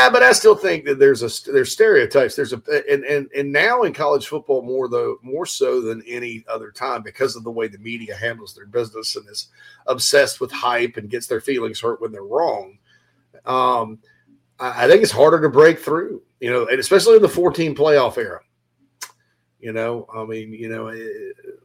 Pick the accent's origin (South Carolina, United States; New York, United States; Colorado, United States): South Carolina, United States; Spartanburg; Spartanburg, which is my hometown